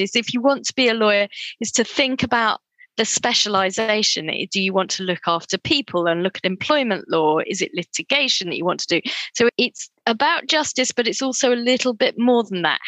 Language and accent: English; Cambridge, East of England, United Kingdom; also born or lived in Durham; I grew up in a little town north of London called Cambridge, with my parents migrated to the United Kingdom from Kenya and Tanzania in 1967. And I was born here.